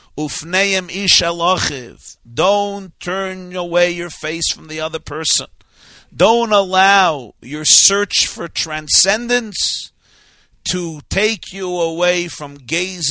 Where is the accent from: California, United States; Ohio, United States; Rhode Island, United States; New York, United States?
New York, United States; New York City; a shul near where I grew up on New York Avenue in Brooklyn